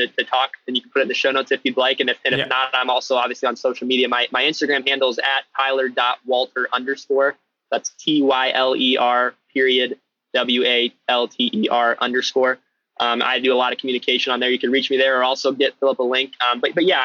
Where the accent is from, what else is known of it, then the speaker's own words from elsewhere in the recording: Ohio, United States; I'm from Ohio in the US, which is the middle part of the country